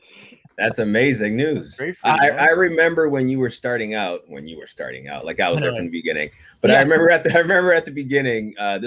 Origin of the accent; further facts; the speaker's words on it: Nigeria; I'm Nigerian.